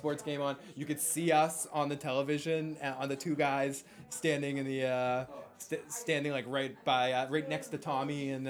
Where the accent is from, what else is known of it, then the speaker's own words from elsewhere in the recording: Boston, Massachusetts, United States; growing up in the Boston area